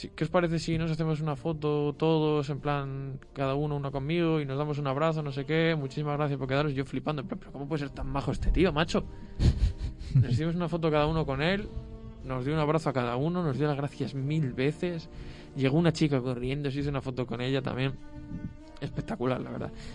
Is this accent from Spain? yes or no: yes; Sahagún, Castile and León, Spain; no es porque sea mi pueblo, pero la fiesta de San Juan de Sagún